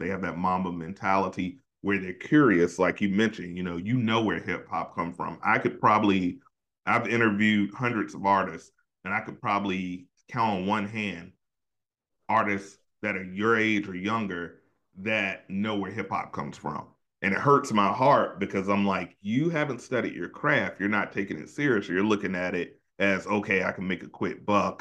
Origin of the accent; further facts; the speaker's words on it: Hampton Roads area, Virginia, United States; my hometown